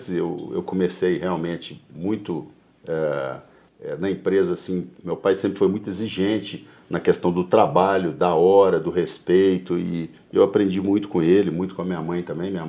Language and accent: Portuguese; Belo Horizonte, Minas Gerais, Brazil; also born or lived in Muzambinho; como a gente veio de Muzambinho, no sul de Minas, eu vim para cá com 3 anos de idade.